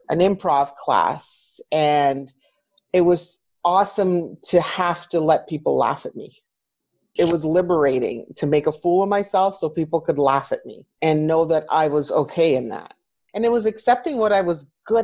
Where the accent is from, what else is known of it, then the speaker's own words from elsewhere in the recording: Canada; I am a Canadian woman of Greek heritage